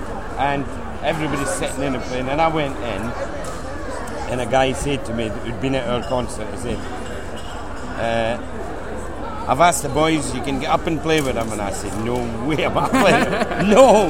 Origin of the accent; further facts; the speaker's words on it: Penicuik, Scotland, United Kingdom; moved away; also born or lived in West Country; No, I'm a Chookter from Pennycook.